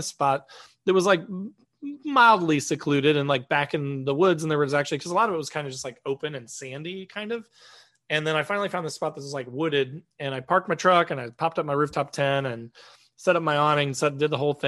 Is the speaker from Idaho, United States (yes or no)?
no; Indiana, United States; I'm from Indiana